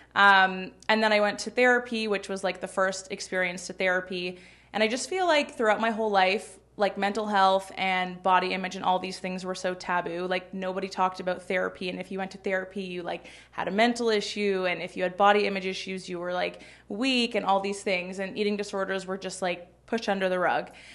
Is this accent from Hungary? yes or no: no; Toronto, Ontario, Canada; I grew up in Toronto.